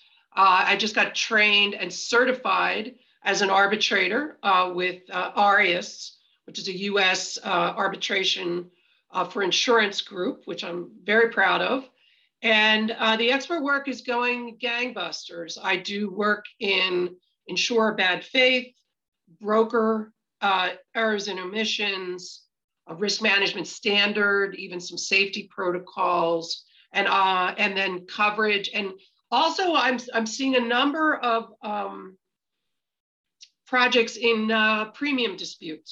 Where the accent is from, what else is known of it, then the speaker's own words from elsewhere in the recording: Meadowbrook, Pennsylvania, United States; I'm from Meadowbrook